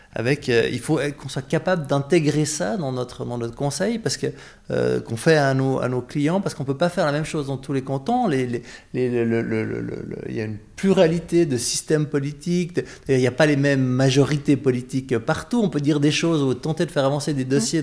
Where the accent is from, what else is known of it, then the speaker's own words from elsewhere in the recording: Vaud, Switzerland; Moi, je suis un vaudois